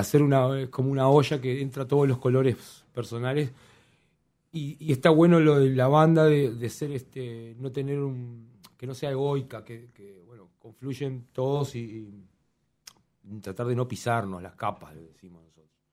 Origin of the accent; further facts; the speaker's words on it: La Paz, Canelones, Uruguay; somos de La Paz varios